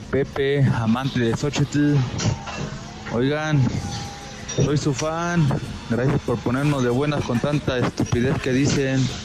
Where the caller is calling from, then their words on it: San Luis Potosí, Mexico; Hola, cuarteto de tres y medio. … de San Luis Potosí.